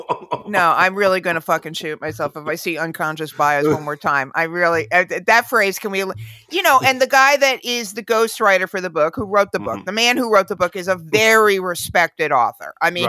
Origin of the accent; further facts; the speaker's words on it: United States; Look, we're American, so we have a fascination with the royals